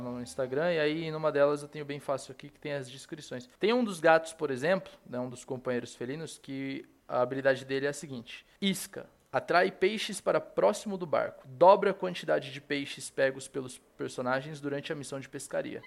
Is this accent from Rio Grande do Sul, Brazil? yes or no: no; Cosmópolis, São Paulo, Brazil; moved away as an adult; now in São Paulo, Brazil; eu sou do interior de São Paulo, tá ligado? sou de uma cidadezinha chamada Cosmópolis